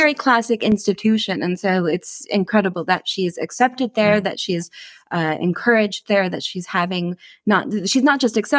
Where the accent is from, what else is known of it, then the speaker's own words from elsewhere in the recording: Wisconsin, United States; I'm from Wisconsin